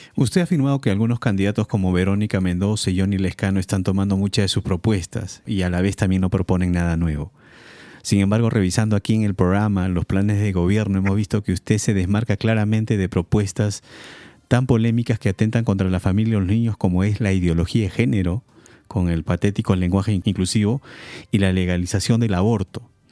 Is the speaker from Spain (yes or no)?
no; Peru; nosotros como peruanos